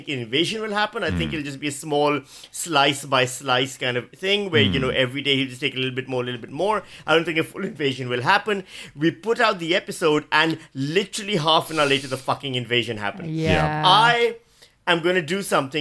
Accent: Pakistan; moved away as an adult; now in Australia; as a Pakistani

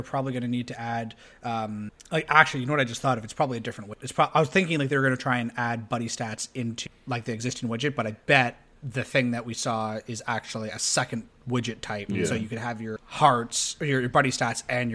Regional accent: Canada; We're Canadian.

